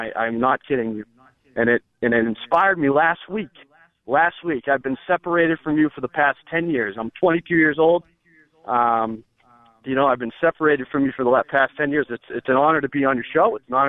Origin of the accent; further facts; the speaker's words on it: Boston, Massachusetts, United States; when I grew up in Boston with my dad.